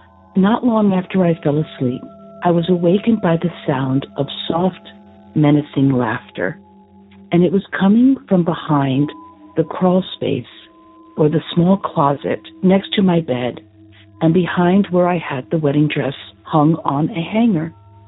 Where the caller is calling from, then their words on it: San Antonio, Texas, United States; also born or lived in central New Jersey; I'm calling from San Antonio, Texas.